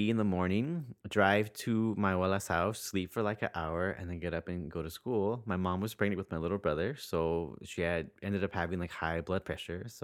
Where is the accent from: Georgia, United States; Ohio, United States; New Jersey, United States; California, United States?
California, United States; Santa Ana; Santa Ana, which is in Orange County. And I grew up.